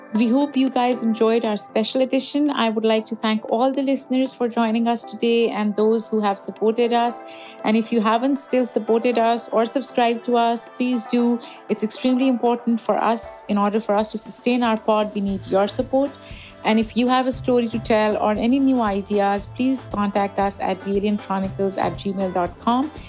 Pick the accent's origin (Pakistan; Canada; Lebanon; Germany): Pakistan; moved away; I grew up in Pakistan